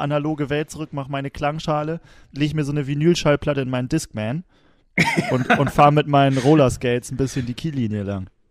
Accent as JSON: {"language": "German", "town": "Wilhelmshaven", "region": "Lower Saxony", "country": "Germany", "said": "wo ich herkomme, ne? Wilhelmshaven."}